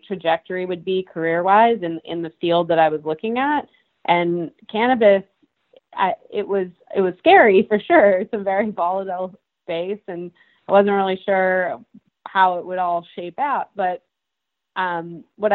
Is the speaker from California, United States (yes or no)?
no; Massachusetts, United States; I grew up in Massachusetts